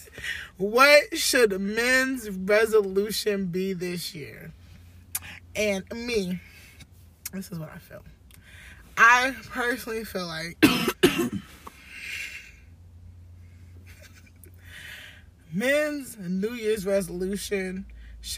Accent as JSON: {"language": "English", "country": "United States", "said": "I am from America"}